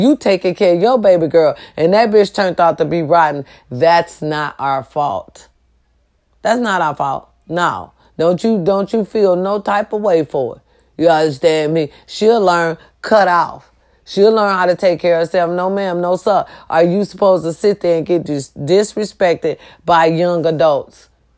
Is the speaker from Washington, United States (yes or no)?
no; Ohio, United States; I'm going to have my first little stand-up show in Youngstown, Ohio, close to my hometown.